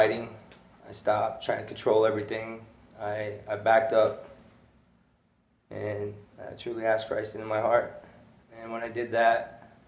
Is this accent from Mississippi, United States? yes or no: no; Casper, Wyoming, United States; I grew up in Casper, Wyoming